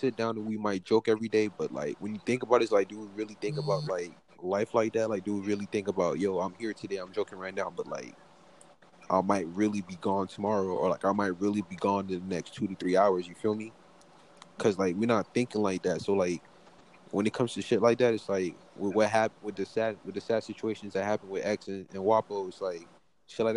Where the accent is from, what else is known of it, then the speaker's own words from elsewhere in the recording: Broward County, Florida, United States; we're all from Broward. Like we know Broward. We know what happens down here